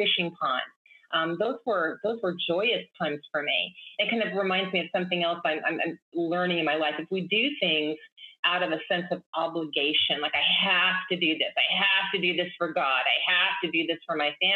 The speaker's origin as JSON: {"language": "English", "town": "Baker City", "region": "Oregon", "country": "United States", "tie": "born or raised there", "said": "I grew up in Baker City, Oregon"}